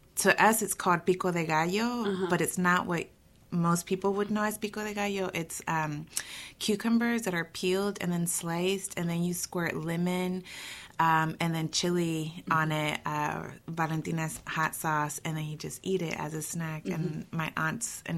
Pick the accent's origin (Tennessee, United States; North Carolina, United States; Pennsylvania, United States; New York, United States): North Carolina, United States; Durham; also born or lived in Michoacán, Mexico; I'm a North Carolinian born and bred, so I grew up here in Durham, actually